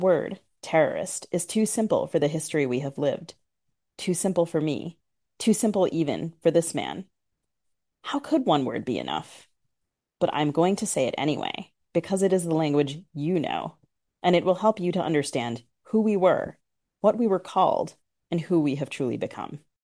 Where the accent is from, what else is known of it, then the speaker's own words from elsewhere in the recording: United States; accent: very American; I'm American, as your listeners can hear, very American, but I also, I'm because I'm Sri Lankan and I'm Tamil